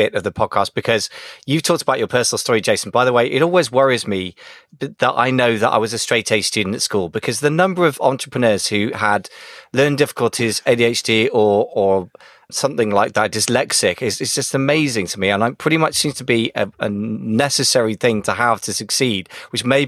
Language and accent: English; United Kingdom; as a Brit